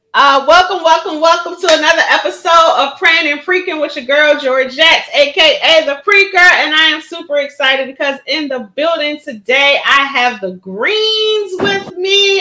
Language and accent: English; Philadelphia, Pennsylvania, United States; Born and raised in Philadelphia